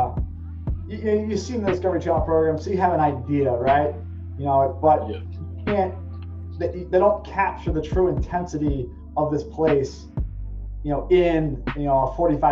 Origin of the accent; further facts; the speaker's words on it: Norristown, Pennsylvania, United States; moved away as an adult; now in New York, United States; I'm originally from outside Philly, but now I live about an hour north of Manhattan